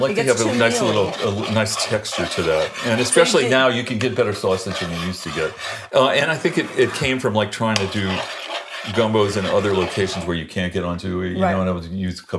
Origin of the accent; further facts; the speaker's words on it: Louisiana, United States; growing up in Louisiana, you just take this for granted when you grow up in Louisiana.